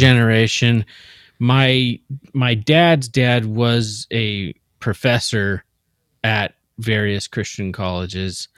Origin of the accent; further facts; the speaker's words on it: Seattle, Washington, United States; born, born and raised in the Seattle area